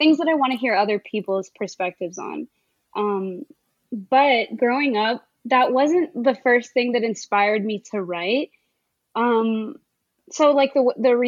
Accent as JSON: {"language": "English", "area": "suburb of Dallas", "region": "Texas", "country": "United States", "tie": "born or raised there", "also_born_or_lived": "Connecticut / California", "said": "I did most of my growing up in Texas"}